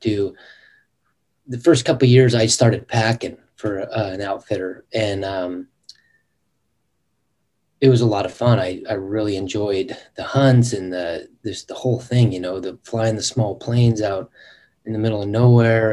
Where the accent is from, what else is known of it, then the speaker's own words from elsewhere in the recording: Western Washington, United States; moved away as an adult; now in Alaska, United States; I grew up in Western Washington. That's where all my family's from.